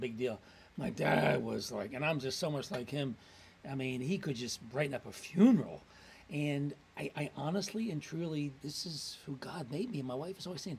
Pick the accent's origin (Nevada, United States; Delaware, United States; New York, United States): Delaware, United States; Wilmington; now in Philadelphia, United States; Born and raised in Wilmington, Delaware.